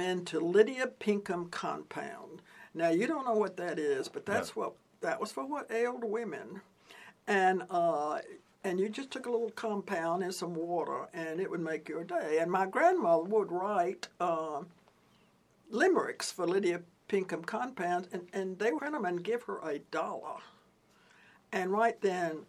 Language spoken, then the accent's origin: English; Columbus, Georgia, United States; moved away; I started my career as a reader in the public library on the Chattahoochee River, Columbus, Georgia.